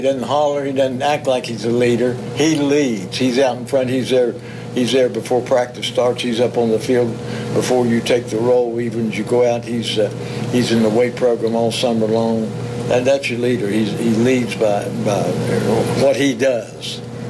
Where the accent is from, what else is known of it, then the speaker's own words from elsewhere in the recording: Richwood, West Virginia, United States; I was born in Richwood, West Virginia. Well, West Virginia boys. It's about in the middle of the state.